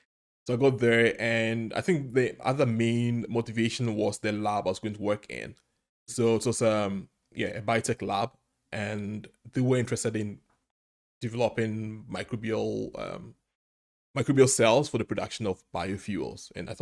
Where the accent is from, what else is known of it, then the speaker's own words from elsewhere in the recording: Ghana; now in United Kingdom; I'm originally from Ghana. It's a nice small country on the Atlantic in West Africa.